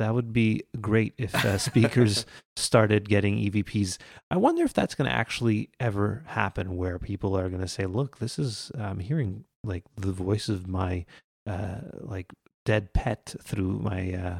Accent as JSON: {"language": "English", "region": "Quebec", "country": "Canada", "said": "Unlike us, who are not delightful Canadians. We're just we're from Quebec."}